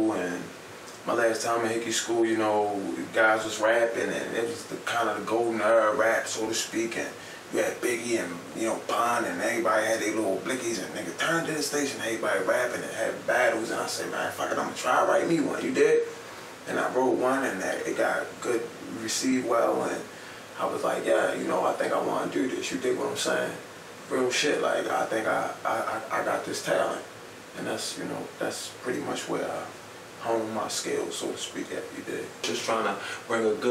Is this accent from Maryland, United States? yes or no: yes; Baltimore, Maryland, United States; I'm from West Baltimore. Grew up around North Avenue, West North Avenue area.